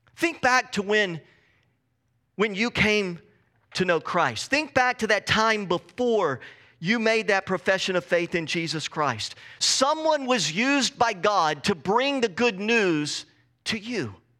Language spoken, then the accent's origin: English; Texas, United States; moved away as an adult; now in Pacific Northwest, United States; I grew up in Texas